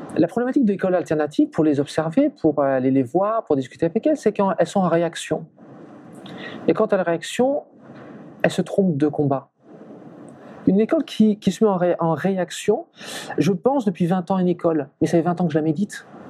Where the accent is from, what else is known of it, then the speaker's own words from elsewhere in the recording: Brittany, France; je suis français, je suis breton